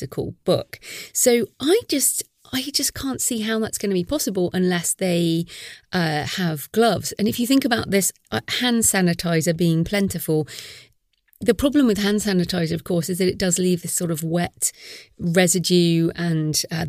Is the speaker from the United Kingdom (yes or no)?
yes; United Kingdom; I'm British